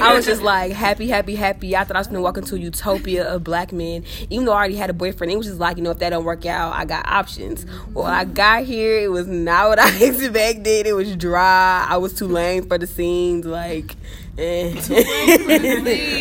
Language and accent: English; Houston, Texas, United States; senior nursing major from Houston, Texas